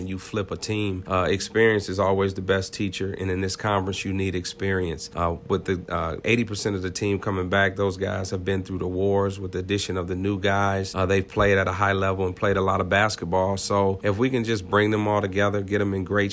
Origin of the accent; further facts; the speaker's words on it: Ypsilanti, Michigan, United States; still be here at Eastern Michigan coaching at my hometown institution